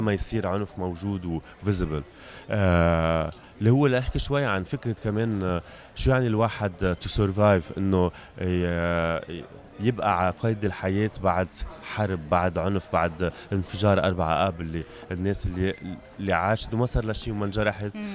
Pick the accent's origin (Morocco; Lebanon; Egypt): Lebanon; Beirut, Beirut Governorate; المكان اللي انا جاي منه هو لبنان انا خلقت ببيروت وعشت كل حياتي ببيروت